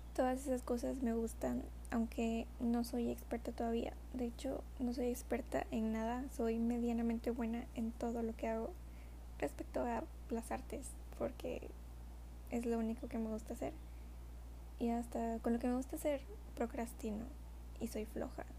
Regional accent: Minatitlán, Veracruz, Mexico; also born or lived in Coatzacoalcos; soy mexicana del estado de Veracruz. Vivo en una ciudad llamada Coatzacoalcos, aunque nací en Minatitlán. Y solo llevo como tres o cuatro años viviendo en Coatzacoalcos. Siempre viví en Minatitlán

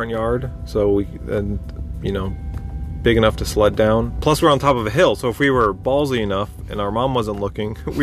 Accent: Colorado, United States; also born or lived in California; now in Texas, United States; I grew up in Colorado, partially. So I think the first day we moved to Colorado from California

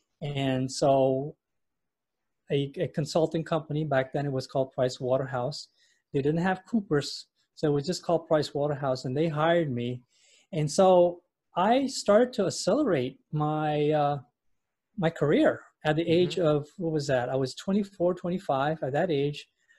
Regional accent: Indonesia; also born or lived in London, United Kingdom / Europe / United States; I was born in London. Actually, I'm Indonesian, but I was born in London. And I grew up most of my life in Europe and in the U.S.

